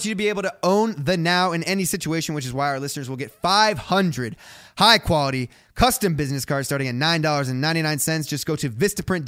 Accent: Ohio, United States; me growing up in Ohio

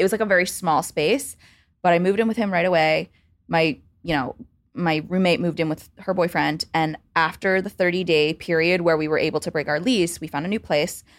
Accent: suburbs of Baltimore, Maryland, United States; moved away as an adult; also born or lived in Chicago; now in New York, United States; I grew up in the suburbs of Baltimore, D C, in Maryland

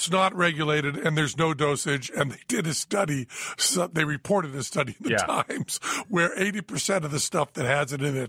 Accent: New Jersey, United States; when I was growing up in Jersey, we used to go down to the gas station, Ducky Slattery Sinclair Station.

